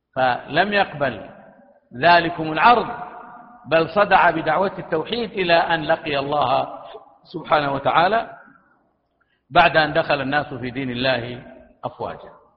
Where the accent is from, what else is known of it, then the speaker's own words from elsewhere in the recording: Saudi Arabia; بلادنا المملكة العربية السعودية